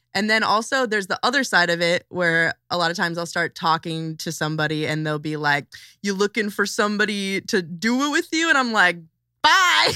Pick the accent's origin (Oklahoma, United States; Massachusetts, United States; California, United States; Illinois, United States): Illinois, United States; Chicago suburbs; also born or lived in South Side, Chicago; I'm from, like, twenty to forty minutes outside of, uh, Chicago, like, a suburb of Chicago, but then I ran away to the south side when I was, like, sixteen